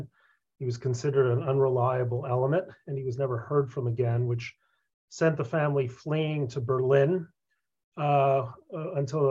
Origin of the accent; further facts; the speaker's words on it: Mexico; moved away; also born or lived in Concord, Massachusetts; that's how I wound up growing up in Mexico